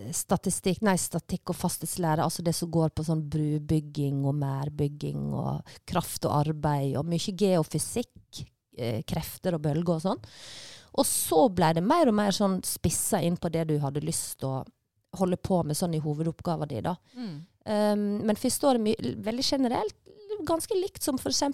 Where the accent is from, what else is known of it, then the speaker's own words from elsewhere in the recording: Leikanger, Vestland, Norway; moved away; also born or lived in Bergen; jeg er jo fra Vestlandet, og Leikanger, bygda som jeg kommer fra, er jo ei sånn fruktbygd som ligger ved Sognefjorden